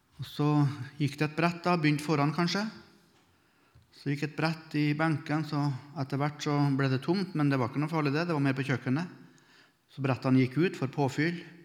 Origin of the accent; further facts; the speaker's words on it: Melhus, Trøndelag, Norway; I bedehuset hjemme i Melhus, der jeg vokste opp